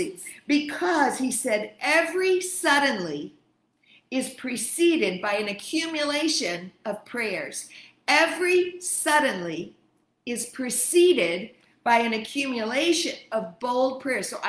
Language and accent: English; Kenya; I'm from Kenya.